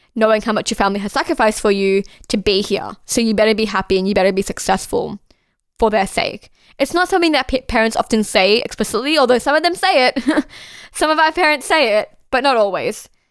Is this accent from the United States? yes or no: no; Australia